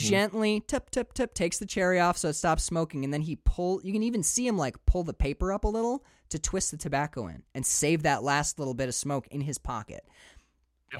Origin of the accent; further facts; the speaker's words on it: Upper Peninsula, Michigan, United States; moved away as an adult; also born or lived in Maine; I'm from the Upper Peninsula. And I can tell you right now that when I grew up, like these trucks, these are my uncle's truck